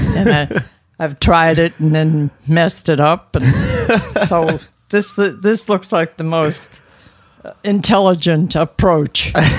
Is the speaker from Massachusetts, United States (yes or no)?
yes; Boston, Massachusetts, United States; I was born in Boston at my grandmother's house.